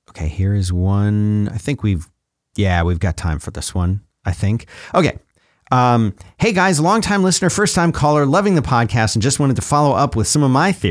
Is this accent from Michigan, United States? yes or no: no; Rochester, New York, United States; My son and I took a six plus hour one way road trip this weekend to visit my mother in my hometown of Rochester, New York.